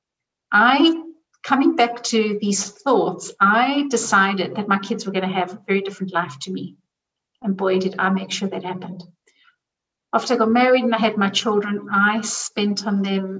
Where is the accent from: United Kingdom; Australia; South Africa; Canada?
South Africa; now in Zurich, Switzerland; I grew up in South Africa